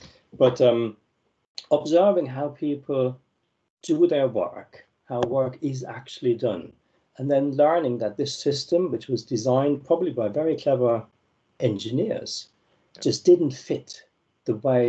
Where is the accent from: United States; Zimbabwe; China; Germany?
Germany; moved away as an adult; So I came from Germany and I moved to Italy, first to Rome, then to Siena.